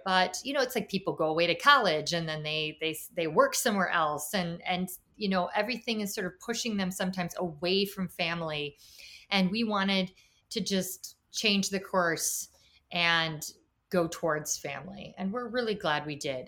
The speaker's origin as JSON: {"language": "English", "town": "Chicago", "region": "Illinois", "country": "United States", "also_born_or_lived": "Washington, D.C. area", "moved": "yes", "said": "I'm from Chicago"}